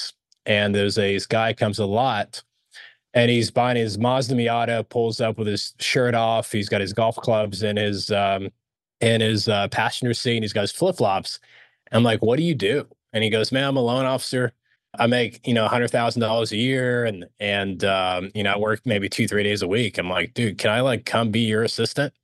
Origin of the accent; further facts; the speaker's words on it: Dallas, Texas, United States; also born or lived in Alexandria, Egypt; when they relocated us to the States, we relocated to Dallas, who's part of the big oil boom. And just grew up here in Dallas, Fort Worth